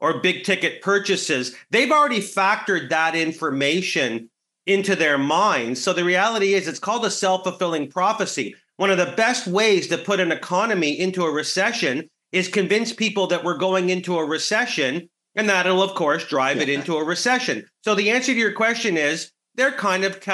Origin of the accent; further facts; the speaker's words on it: Canada; as a Canadian